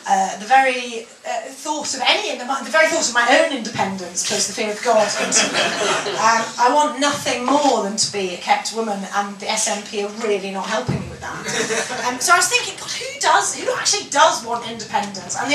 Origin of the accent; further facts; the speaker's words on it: Scotland, United Kingdom; born or raised there